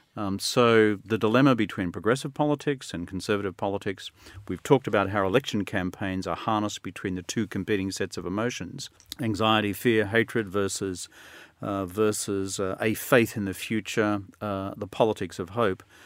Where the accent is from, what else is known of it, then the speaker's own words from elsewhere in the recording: Australia; I'm still an Australian